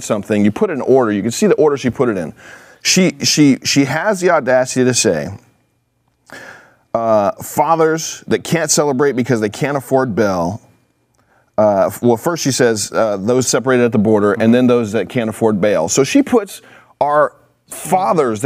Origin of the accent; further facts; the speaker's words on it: California, United States; I'm from California